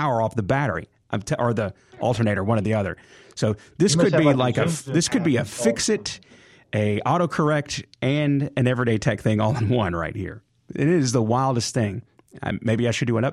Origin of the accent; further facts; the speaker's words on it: Jackson, Mississippi, United States; city of Jackson. That's where I'm from. So that's my hometown